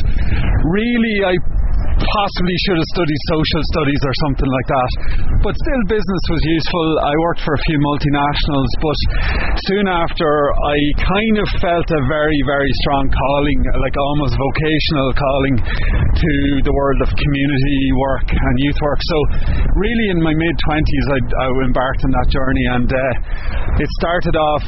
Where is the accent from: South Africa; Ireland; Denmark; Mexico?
Ireland; Cootehill, Ulster; also born or lived in Galway / Dublin; now in Lahinch, Ireland; I'm originally from Coothill, County Cavan.